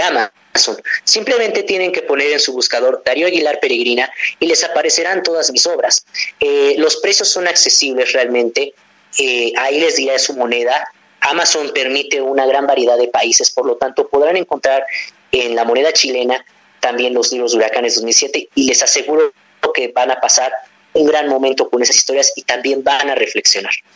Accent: Mexico; crecí con una gran diversidad de personas y de, cultura que me enseñaron aquí en mi país

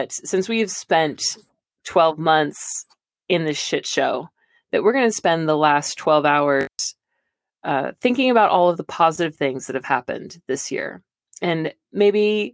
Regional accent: Santa Cruz, California, United States; my hometown, Santa Cruz

